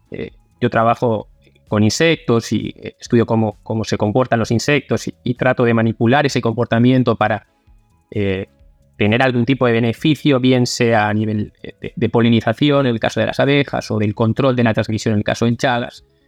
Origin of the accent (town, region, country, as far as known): Valencia, Valencian Community, Spain; moved away as an adult; also born or lived in Brazil; now in Argentina